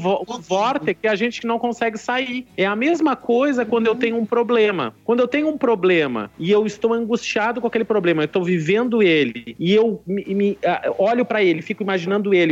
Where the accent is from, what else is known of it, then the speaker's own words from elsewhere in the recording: Rio Grande, Rio Grande do Sul, Brazil; now in Recife, Brazil; Eu me lembro da minha cidade, eu sou de Rio Grande, Rio Grande do Sul Sul. É tão longe que o vento acho que faz a curva por lá. E aí o carnaval era um. Tinha um carnaval de rua quando eu era pequeno.